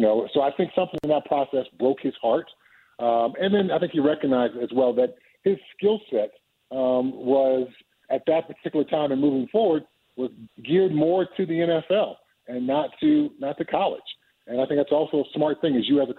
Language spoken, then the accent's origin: English; California, United States; I grew up in Southern California, and I caught snakes and lizards and frogs in my backyard all the time as a kid.